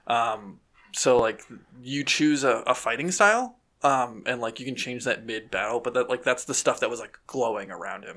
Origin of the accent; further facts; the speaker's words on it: United States; we're American